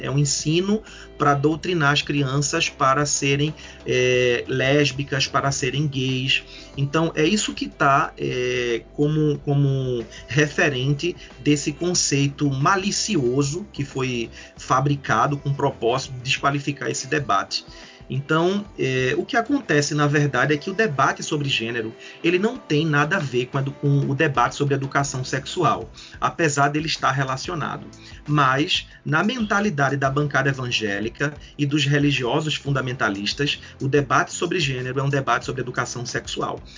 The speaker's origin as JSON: {"language": "Portuguese", "town": "Recife", "region": "Pernambuco", "country": "Brazil", "said": "Eu sou de Recife, e que fica em Pernambuco"}